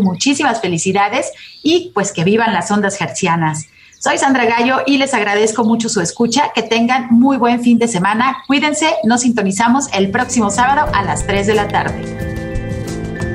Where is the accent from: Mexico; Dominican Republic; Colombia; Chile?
Mexico; somos eh, mexicanos